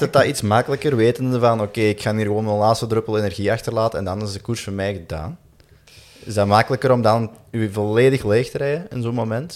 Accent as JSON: {"language": "Dutch", "country": "Belgium", "said": "we als Belgen"}